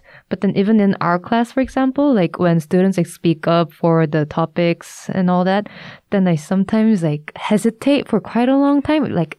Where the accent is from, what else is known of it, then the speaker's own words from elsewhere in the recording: Shanghai, China; I introduced myself as, oh, I'm from Shanghai, China.